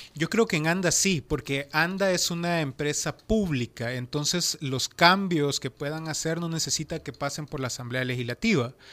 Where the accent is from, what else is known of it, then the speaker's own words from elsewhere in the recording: Nahuizalco, Sonsonate, El Salvador; yo soy de Nahuizalco